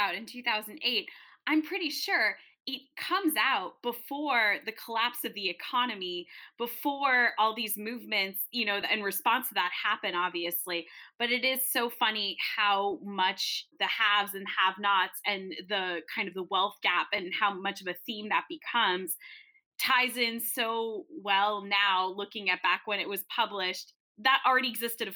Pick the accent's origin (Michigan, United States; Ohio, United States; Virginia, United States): Virginia, United States; outside D.C.; And I grew up right outside D.C. in Virginia